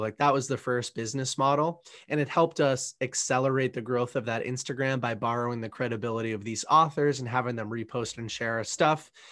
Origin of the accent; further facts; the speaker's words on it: Boston, Massachusetts, United States; I grew up in the Northeast, in the Boston, Massachusetts area, a little bit south of this city